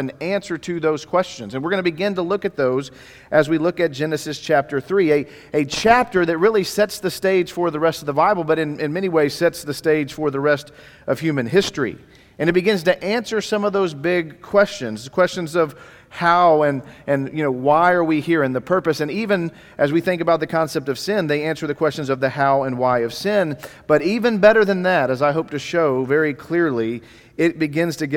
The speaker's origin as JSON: {"language": "English", "town": "Dallas", "region": "Texas", "country": "United States", "tie": "born or raised there", "moved": "yes", "said": "I'm actually from the Dallas area, so I grew up here in Dallas. Was born in Baylor Hospital in downtown Dallas"}